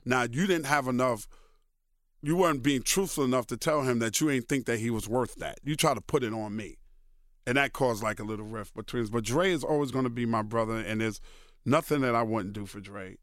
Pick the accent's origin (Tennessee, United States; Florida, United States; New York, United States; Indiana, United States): New York, United States; New York City; also born or lived in Brooklyn, New York; still live in the house that I grew up in in Queens